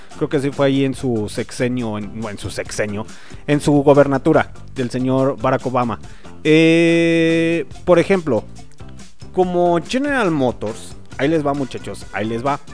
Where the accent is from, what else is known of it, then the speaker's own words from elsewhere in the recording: Mexico; nosotros como mexicanos